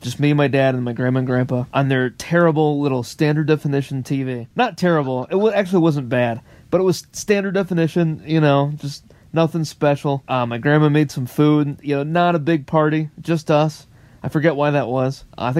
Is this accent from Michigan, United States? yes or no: yes; Michigan, United States; growing up in Michigan